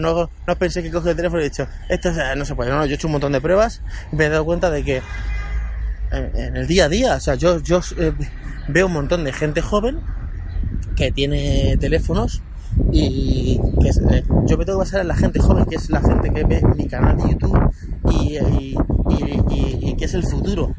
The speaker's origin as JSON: {"language": "Spanish", "town": "Guadalupe", "region": "Extremadura", "country": "Spain", "moved": "yes", "said": "para mi pueblo, para Guadalupe"}